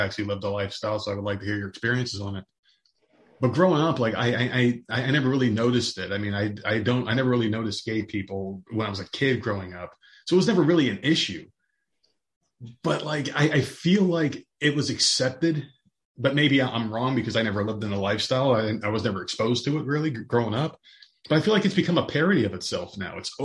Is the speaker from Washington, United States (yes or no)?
no; Middlesex, New Jersey, United States; I grew up in New Jersey, just like you, in a very small town called Middlesex